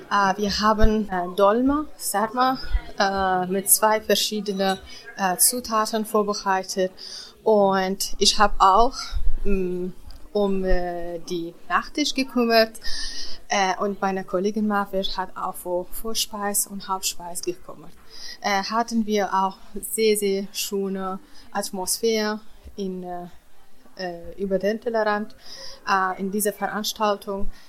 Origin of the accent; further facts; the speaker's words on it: Kurdistan Region, Iraq; German is a second language; now in Germany; Ich komme aus dem Kurdistan, Irak.